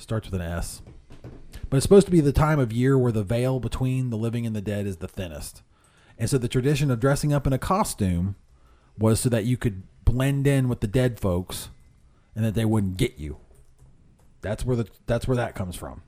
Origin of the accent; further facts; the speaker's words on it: Whitehall, Ohio, United States; I grew up in Whitehall